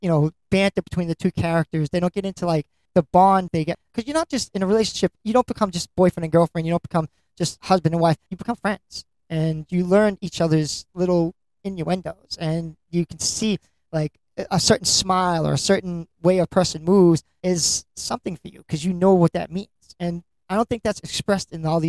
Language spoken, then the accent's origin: English; Lynn, Massachusetts, United States; I'm from Lynn, Massachusetts